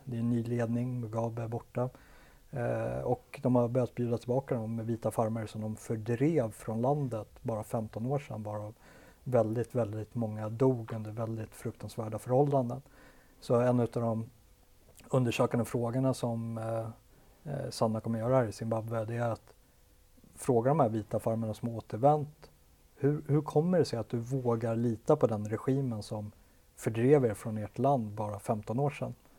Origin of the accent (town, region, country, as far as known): Sweden